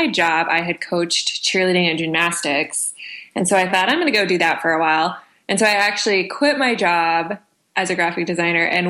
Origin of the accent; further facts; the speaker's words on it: Southwest Kansas, United States; I grew up in a really small farming community out in Southwest Kansas.